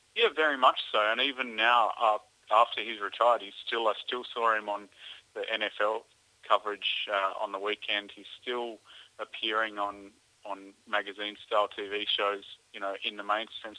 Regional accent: Australia; now in North America; as an Australian

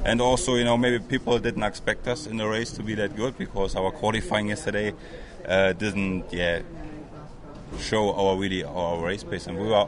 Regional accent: Germany; English is a second language; Nissan Germany is supporting me for driving for Nissan at the 24 Hours at Nürburgring, like my home country

